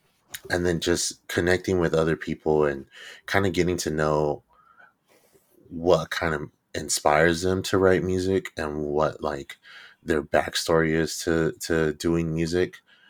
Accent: Stockton, California, United States; Like I grew up in Stockton, California, and I've grown up in the south side of Stockton since as long as I can remember.

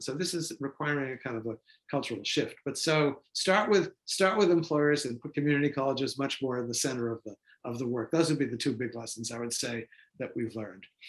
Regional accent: Boston, Massachusetts, United States; Boston, uh, my hometown

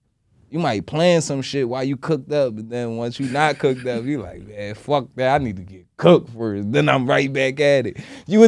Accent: Delaware, United States; I ain't from West Philly. I ain't from the projects. I'm from Delaware.

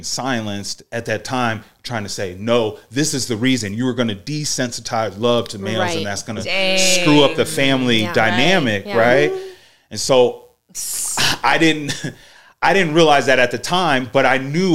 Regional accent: Iowa, United States; I'm from Iowa, and Chicago's 4 hours away.

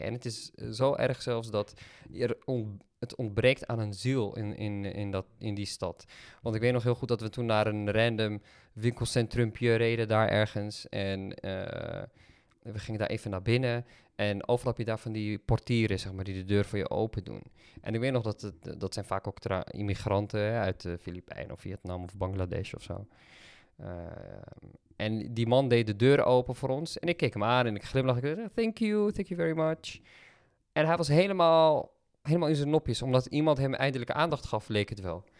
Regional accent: Netherlands; als Nederlanders

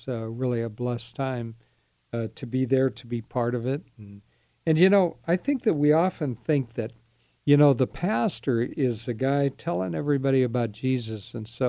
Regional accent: United States; born there; I must be a Christian guy, right? I mean, I was born here.

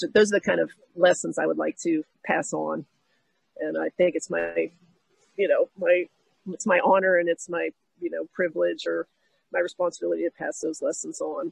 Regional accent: Pittsburgh, Pennsylvania, United States; I grew up in Pittsburgh

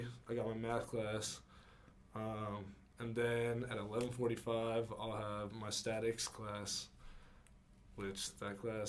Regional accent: Santa Cruz, California, United States; moved away as an adult; now in Santa Clara, United States; I'm from Santa Cruz. I'm a sophomore at Santa Clara University.

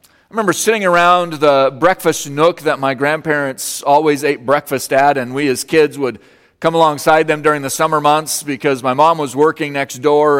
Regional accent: Colorado, United States; moved away; I grew up in Colorado

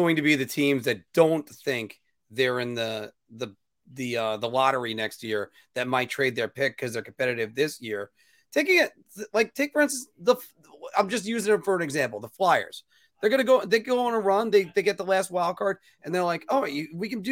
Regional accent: United States; being an American

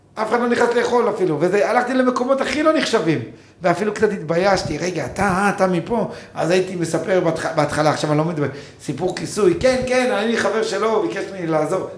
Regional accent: Kibbutz Amiad, Northern District, Israel; אני גדלתי בקיבוץ

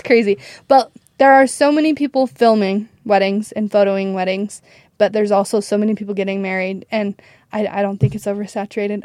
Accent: Preston, Idaho, United States; I grew up in Idaho, Preston, Idaho

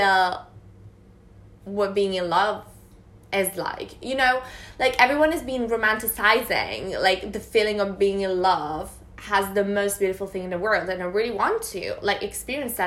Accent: Italy; moved away as an adult; I'm from Italy

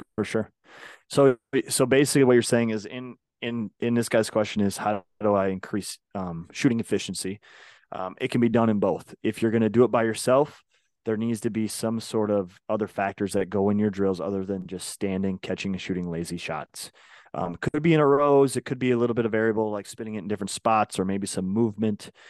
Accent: Minnesota, United States; I grew up in Minnesota

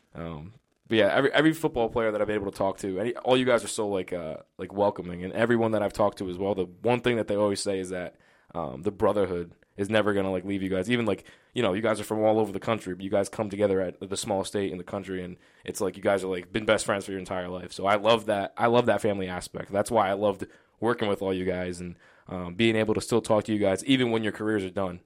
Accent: Johnston, Rhode Island, United States; I grew up in Johnston.

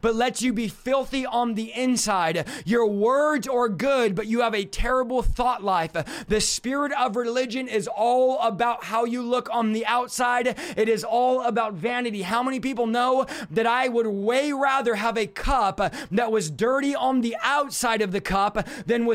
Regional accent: California, United States; I'm from California

